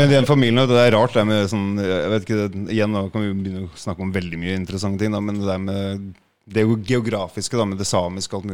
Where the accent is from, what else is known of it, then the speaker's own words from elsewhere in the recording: Jukkasjärvi, Norrbotten County, Sweden; vi kommer fra Jukkasjärvi, der eh, mye av familien Jukkasjärvi Det er eh, sånn ti, ti kilometer unna